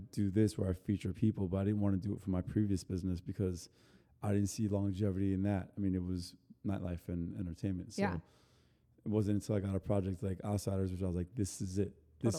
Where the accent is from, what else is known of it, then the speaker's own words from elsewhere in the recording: Texas, United States; We're also from Texas.